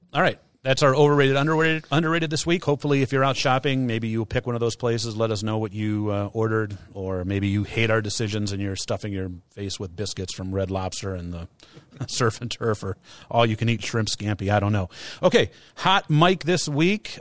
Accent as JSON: {"language": "English", "country": "United States", "said": "Americans, as American consumers pre-COVID"}